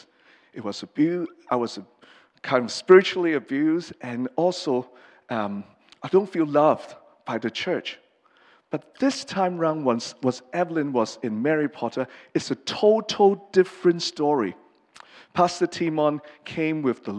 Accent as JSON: {"language": "English", "country": "Hong Kong", "first_language": "English", "moved": "yes", "said": "I'm from Hong Kong. I've lived here since 83. So my English is mostly my mother tongue, and Cantonese is second, and Mandarin is the last"}